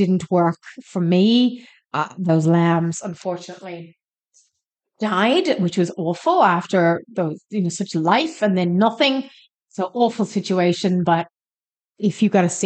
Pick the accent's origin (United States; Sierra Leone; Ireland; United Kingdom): Ireland; now in Australia; I'm Irish.